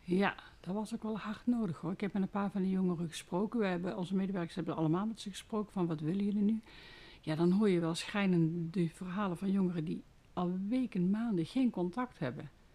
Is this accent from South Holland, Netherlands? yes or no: no; Made, North Brabant, Netherlands; Ik kom uit Maden. Dat ligt naast Hoge Zwaluwen.